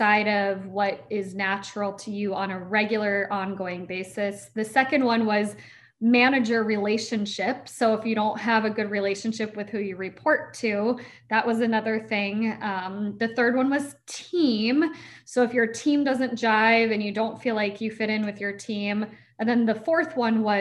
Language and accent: English; Niceville, Florida, United States; I was born in Niceville, Florida